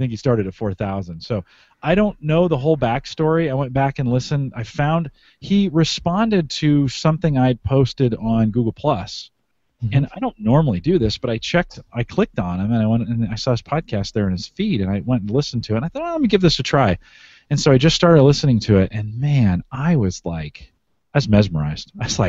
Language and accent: English; Canada; So, I am Canadian. I'm Canadian friendly.